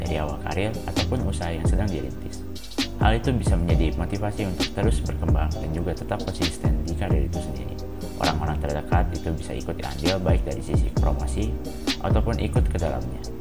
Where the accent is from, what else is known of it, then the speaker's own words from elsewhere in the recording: Pangalengan, West Java, Indonesia; Bandung Selatan kita itu terfokus, itu terlalu terfokus ke di luar gitu